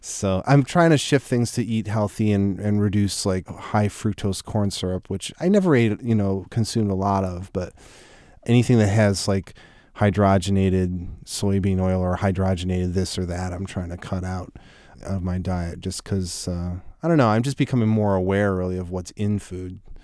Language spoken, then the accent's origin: English; Buffalo, New York, United States; moved away; I grew up in Buffalo